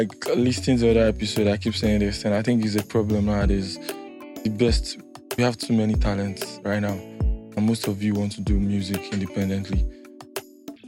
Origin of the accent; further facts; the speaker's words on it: Nigeria; that was where we were from